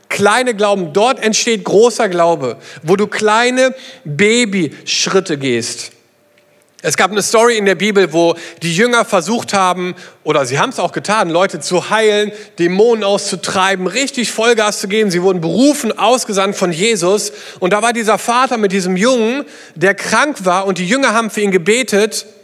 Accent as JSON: {"language": "German", "region": "South East England", "country": "United Kingdom", "second_language": "German", "said": "war eine kleine Gemeinde in England, ähm, die an der Küste gelebt hat, eine kleine Elim-Gemeinde, wo ich herkomme. Und es gibt dort eine Stelle, die heißt Beachy Head."}